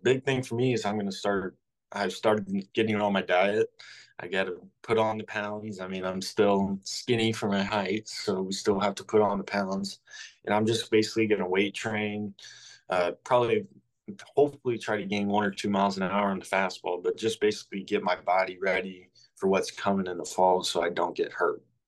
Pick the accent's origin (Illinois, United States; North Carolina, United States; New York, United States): Illinois, United States; Southern; growing up in Southern Illinois, I have lived and breathed the Cardinals ever since I was born.